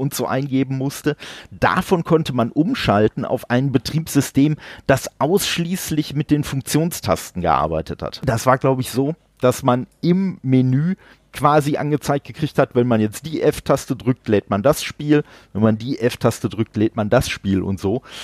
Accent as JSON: {"language": "German", "town": "Dortmund", "region": "North Rhine-Westphalia", "country": "Germany", "tie": "born or raised there", "lives_now": "Duisburg, Germany", "said": "ich wohne in Duisburg. Gebürtig, äh, bin ich aus Dortmund"}